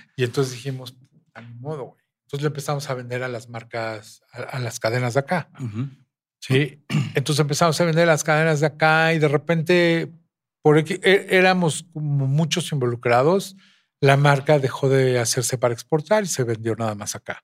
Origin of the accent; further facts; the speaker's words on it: Mexico; somos mexicanos.